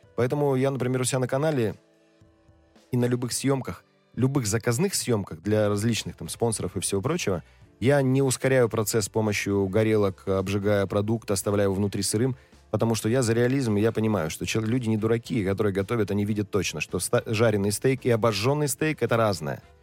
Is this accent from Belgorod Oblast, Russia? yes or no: no; Krasnoyarsk Krai, Russia; Я просто рос в деревне